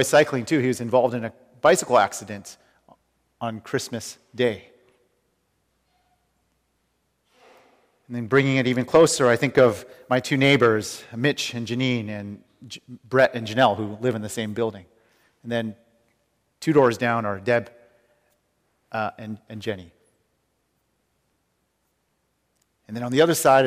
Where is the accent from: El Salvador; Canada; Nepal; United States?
Canada; Vancouver, British Columbia; moved away; the people I grew up with in Vancouver